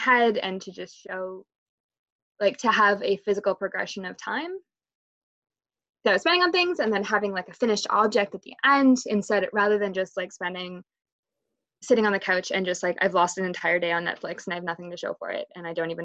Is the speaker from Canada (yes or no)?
yes; Canada; being Canadian